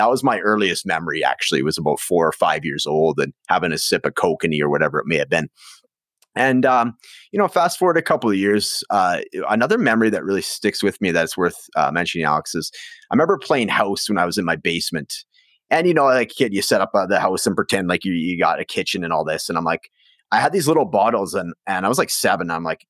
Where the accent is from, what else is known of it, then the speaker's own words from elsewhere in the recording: Prince George, British Columbia, Canada; So I grew up in Prince George, British Columbia. So it's like the northern capital. So about 70,000 people, very isolated. It's kind of a logger town, blue collar, lots of nature around.